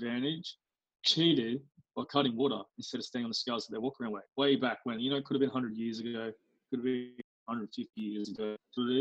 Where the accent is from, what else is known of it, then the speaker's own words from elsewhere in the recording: Australia; as an Aussie